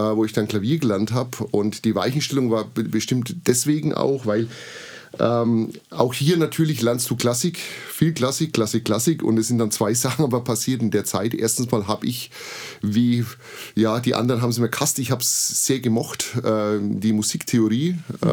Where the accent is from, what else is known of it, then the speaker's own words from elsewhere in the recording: Bamberg, Bavaria, Germany; also born or lived in Burgebrach; now in Treppendorf, Germany; Ich bin gebürtiger Bamberger und bin seit vielen Jahren in schönen Treppendorf